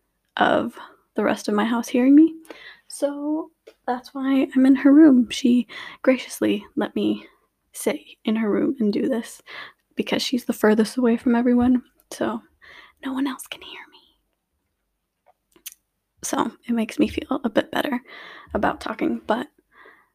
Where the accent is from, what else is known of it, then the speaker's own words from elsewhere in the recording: Lithuania; also born or lived in United States / Luxembourg; now in United Kingdom; I was born and raised in Lithuania. However, I've also lived in America, and currently my family resides in Luxembourg